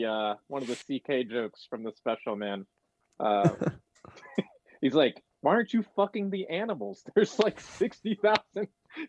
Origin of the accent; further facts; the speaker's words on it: West Virginia, United States; growing up in West Virginia